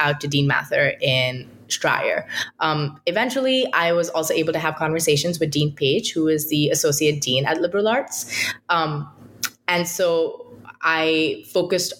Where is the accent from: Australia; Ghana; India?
India; moved away as an adult; now in United States; I'm from India